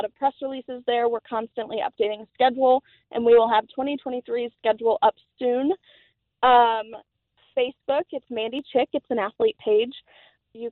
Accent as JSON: {"language": "English", "town": "De Soto", "region": "Kansas", "country": "United States", "tie": "born or raised there", "said": "in DeSoto, Kansas, my hometown"}